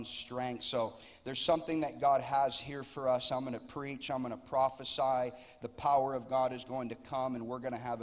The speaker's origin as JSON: {"language": "English", "town": "Lakeland", "region": "Florida", "country": "United States", "said": "I'm from Lakeland, Florida. I pastor a church there"}